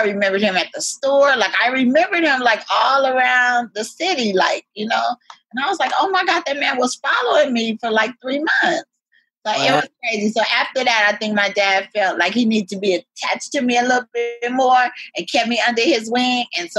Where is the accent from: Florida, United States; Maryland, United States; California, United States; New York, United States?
California, United States; Altadena; now in Brooklyn, United States; I grew up in Altadena, California. And it was very, very free. We didn't lock our doors or nothing like that.